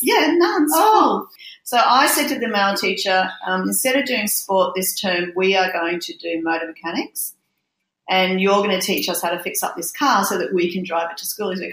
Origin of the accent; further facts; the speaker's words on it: Brisbane, Queensland, Australia; I grew up in Brisbane